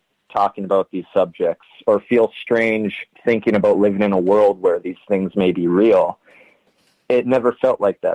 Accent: Ironwood, Michigan, United States; it was a very small northern Michigan town. I'm actually from Ironwood, Michigan, a town of maybe, it's less than 5,000 people.

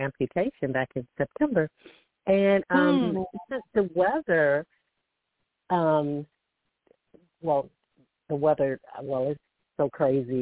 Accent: Alabama, United States; I'm from Alabama.

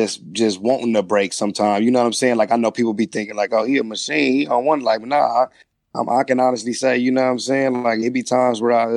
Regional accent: Compton, California, United States; I'm from Compton

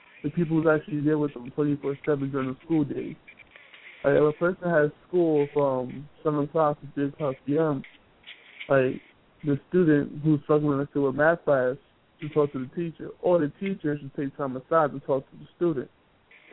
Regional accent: Brooklyn, New York, United States; now in Pennsylvania, United States; I'm from Brooklyn, for the New Project. I currently live in Pennsylvania

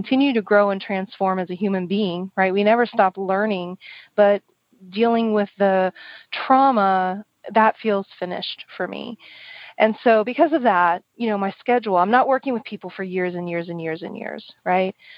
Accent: Oklahoma, United States; moved away; also born or lived in San Francisco; I grew up in the kind of the northeast corner um, of the of the um, state, and I really loved my country upbringing

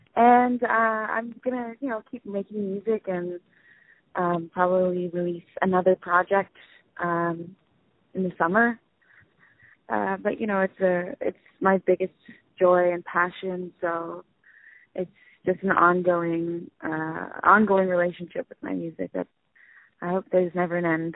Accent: San Francisco, California, United States; I'm originally from San Francisco in the Haight Ashbury

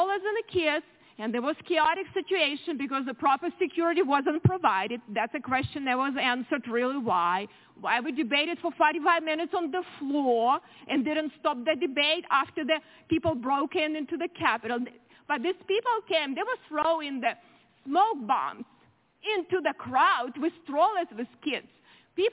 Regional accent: Ukraine; now in United States; I grew up in very similar country, Ukraine now

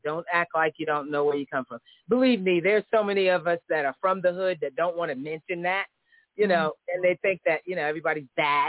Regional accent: Philadelphia, Pennsylvania, United States; moved away as an adult; also born or lived in The Bronx, New York; now in California, United States; I'm from both places. I'm from West Philadelphia, but I'm born, what's inside my heart and blood is Bronx, and I'm proud of that.

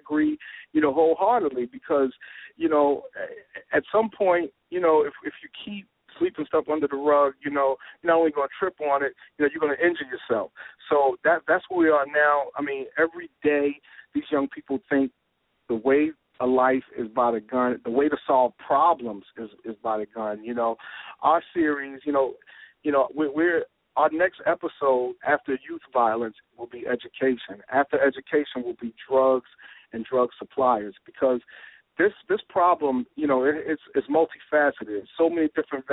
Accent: Jersey City, New Jersey, United States; coming from, you know, Jersey City, growing up in Jersey City

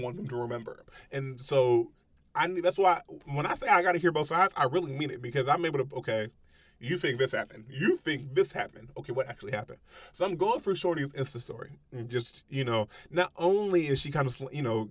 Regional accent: Middletown, Ohio, United States; I grew up in Middletown, Ohio.

